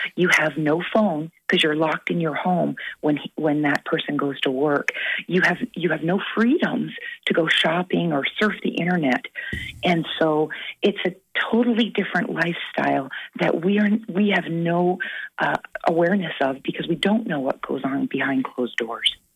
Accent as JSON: {"language": "English", "country": "Canada", "moved": "yes", "said": "being Canadian"}